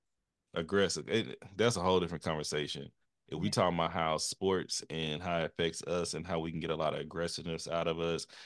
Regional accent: Texas, United States; I'm from Texas.

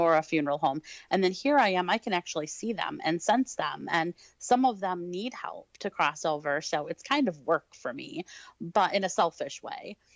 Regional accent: Detroit, Michigan, United States; I actually was born and raised in Detroit

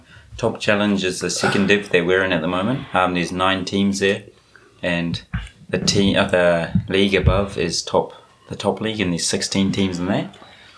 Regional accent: Rotorua, Bay of Plenty, New Zealand; now in Japan; Born and raised in Rotorua, went to Auckland University. Then graduated, came to Japan and started translating at Coca-Cola Red Sparks.

